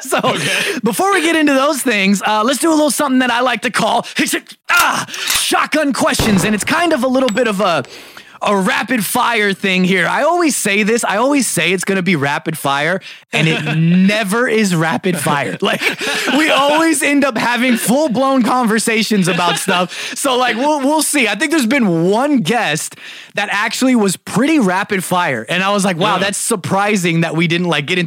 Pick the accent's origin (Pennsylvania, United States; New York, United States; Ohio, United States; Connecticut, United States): New York, United States; New York City; now in California, United States; I'm a Brooklyn native